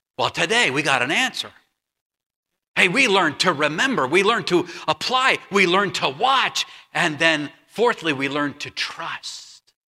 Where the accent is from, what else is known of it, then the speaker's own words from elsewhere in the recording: Huntington Beach, California, United States; moved away as an adult; I grew up in Huntington Beach, California, Huntington Beach, California